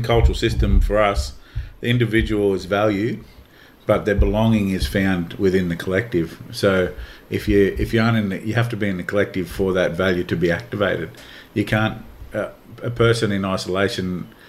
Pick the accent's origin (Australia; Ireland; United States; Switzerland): Australia; For us as Aboriginal people growing up in Aboriginal communities and you know, big family groups and that too